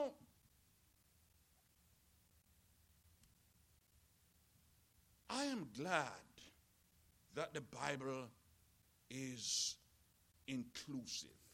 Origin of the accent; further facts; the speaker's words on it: Jamaica; I was born in Jamaica. You can hear it